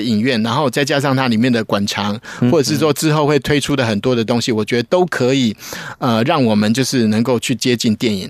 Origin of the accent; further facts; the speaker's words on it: Taiwan; 我们台湾人